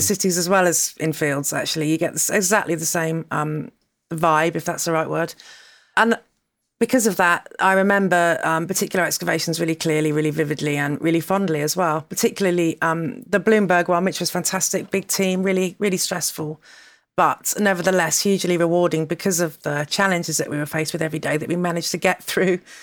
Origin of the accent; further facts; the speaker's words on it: Dorset, South West England, United Kingdom; moved away; also born or lived in London / Rome; I grew up in Dorset